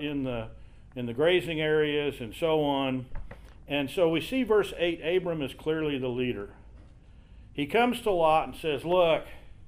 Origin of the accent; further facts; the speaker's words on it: Kansas River Valley, United States; I grew up in the Kansas River Valley